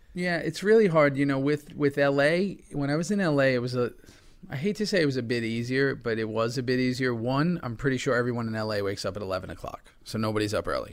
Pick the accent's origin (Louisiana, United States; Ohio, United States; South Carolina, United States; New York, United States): New York, United States; New York City; I've grown up here my whole life